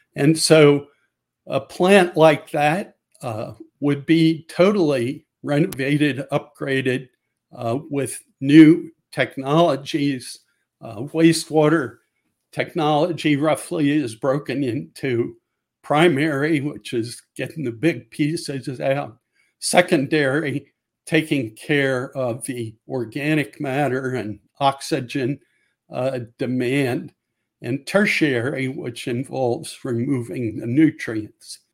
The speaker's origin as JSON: {"language": "English", "region": "Maryland", "country": "United States", "tie": "born or raised there", "said": "I grew up in Maryland from about the age of six on"}